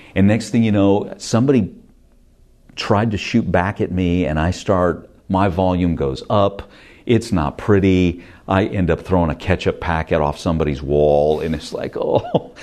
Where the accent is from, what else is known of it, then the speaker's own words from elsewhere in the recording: Stockton, California, United States; moved away; also born or lived in San Francisco; I'm from Stockton, California